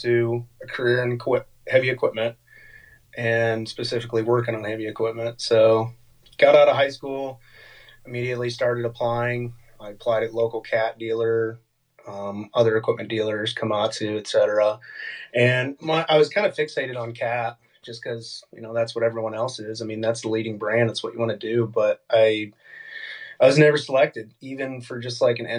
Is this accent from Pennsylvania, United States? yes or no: no; Fort Wayne, Indiana, United States; I'm from Fort Wayne, Indiana. That's Northeast Indiana for those who don't know the state much. Born and raised here.